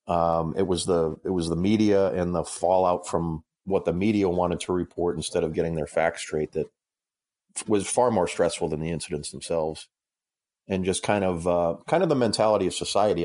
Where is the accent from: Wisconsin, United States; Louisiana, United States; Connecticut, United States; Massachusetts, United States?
Massachusetts, United States; moved away as an adult; now in Illinois, United States; I grew up in Massachusetts, actually, so I'm, I'm a masshole. I live in Illinois now